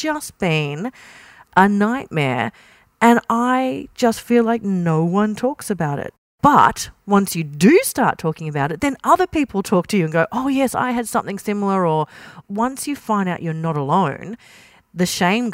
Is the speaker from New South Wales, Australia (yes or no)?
no; Kingaroy, country Queensland, Australia; I grew up in King Roy and country Queensland